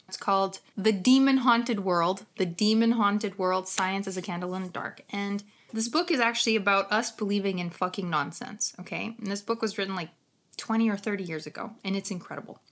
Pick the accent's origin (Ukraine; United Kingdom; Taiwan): Ukraine; accent: Ukrainian; my Ukrainian accent